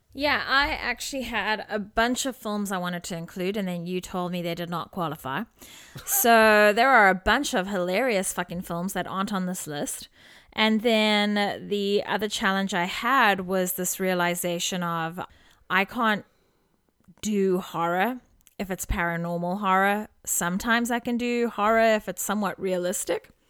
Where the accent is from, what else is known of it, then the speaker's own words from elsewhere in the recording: South Africa; As a South African living in South Africa